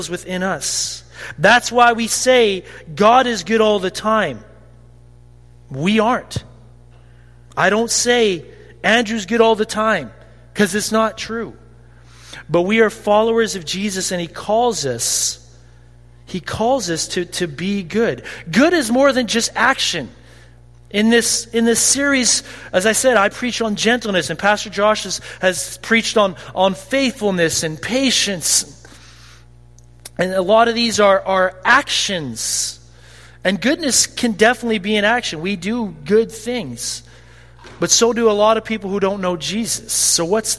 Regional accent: Caronport, Saskatchewan, Canada; I say I'm from Caronport

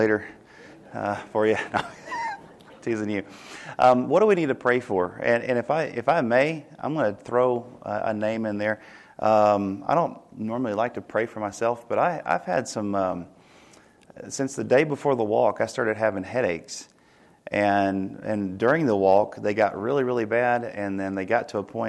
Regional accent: Tennessee, United States; moved away; we're from Tennessee

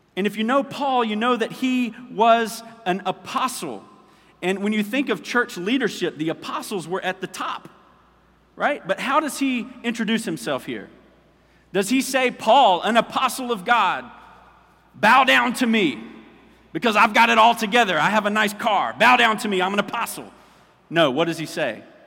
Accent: United States; as American Christians

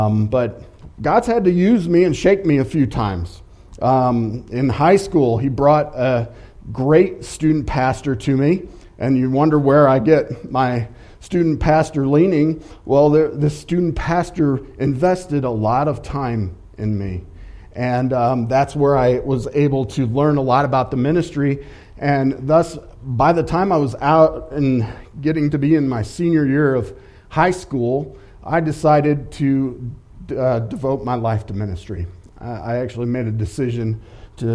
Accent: St. Louis, Missouri, United States; also born or lived in Cape Girardeau, Missouri; I grew up in the Midwest, it was around the St. Louis area

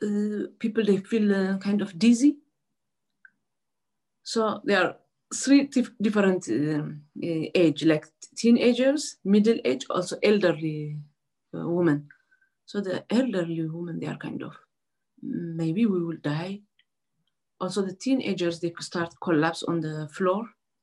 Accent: Asmara, Maekel, Eritrea; I'm from Eritrea, Asmara.

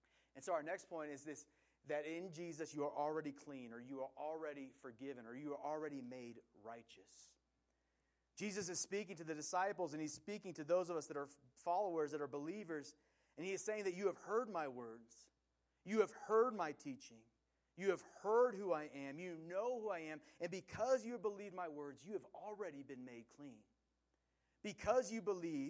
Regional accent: Willamette Valley, Oregon, United States; I grew up in the Willamette Valley, which is in Oregon

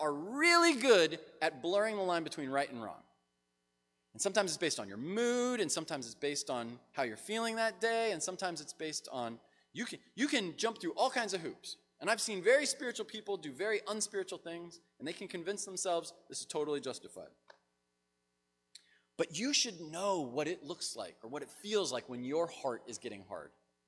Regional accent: United States; as an American

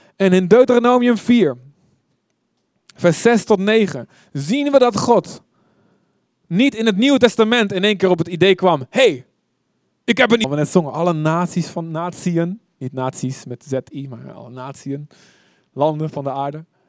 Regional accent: Deventer, Overijssel, Netherlands; Ik kom uit Deventer

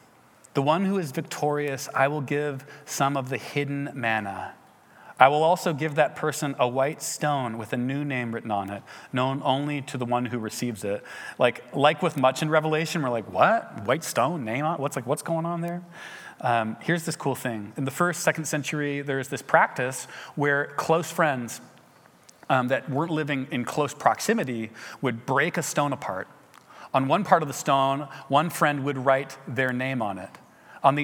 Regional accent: England, United Kingdom; went back to England and realized that, whoa, I have to be a missionary in my home country as well

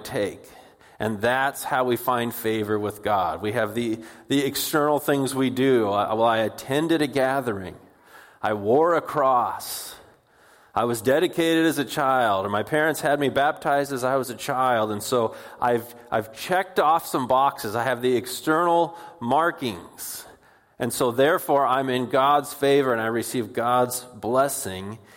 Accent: Puyallup, Washington, United States; also born or lived in Bellingham, Washington; where we grew up in Puyallup

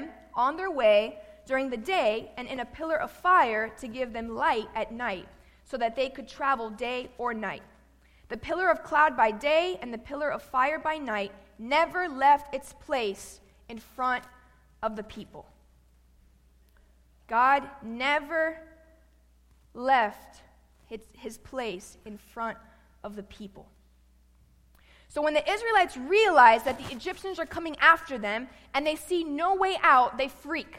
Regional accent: Miami, Florida, United States; moved away as an adult; also born or lived in Tennessee; I'm from Miami, Florida, born and raised

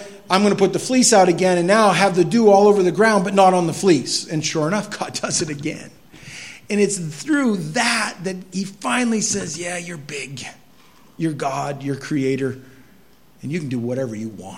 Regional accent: Maine, United States; I'm from Maine

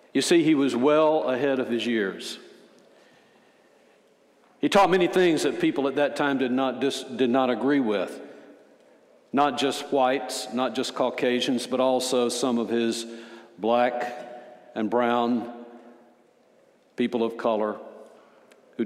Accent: Alabama, United States; I'm from Alabama. I'm 72 years old

